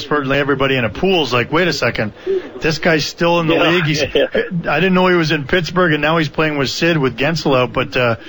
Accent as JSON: {"language": "English", "country": "Canada", "said": "And that's why I'm a Canadian citizen."}